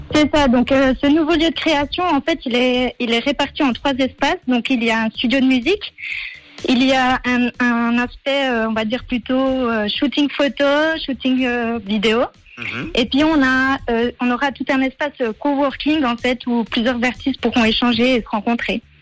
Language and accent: French; Delémont, Jura, Switzerland; Je viens du canton du Jura et plus précisément de Delémont